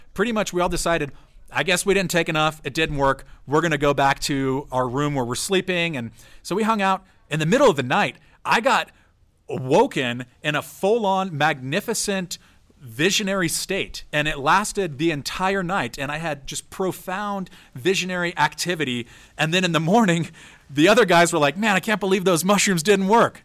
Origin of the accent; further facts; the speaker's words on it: San Diego, California, United States; also born or lived in San Francisco; growing up in San Diego